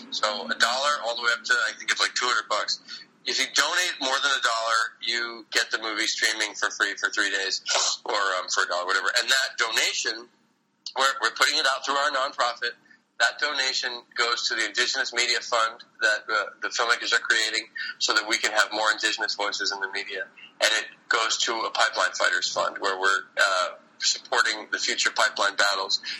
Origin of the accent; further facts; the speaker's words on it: New York City, New York, United States; we premiere the film on Earth Day in my hometown.